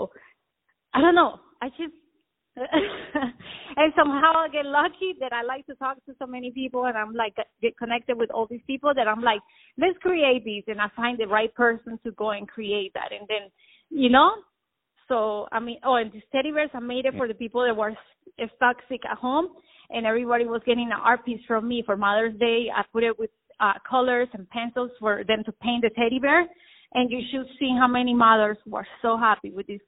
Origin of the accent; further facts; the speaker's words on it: Las Vegas, Nevada, United States; Since I grew up in Las Vegas, I have like a little Mexican, Spanish, Colombian going on.